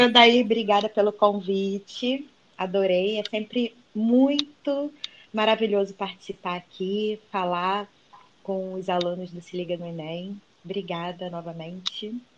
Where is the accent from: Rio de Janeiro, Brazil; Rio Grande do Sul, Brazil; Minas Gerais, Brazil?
Rio de Janeiro, Brazil; accent: carioquês; o meu carioquês é diferente do jeito que você fala